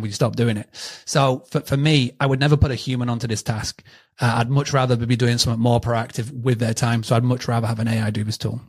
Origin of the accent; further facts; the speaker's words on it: United Kingdom; accent: British; my British accent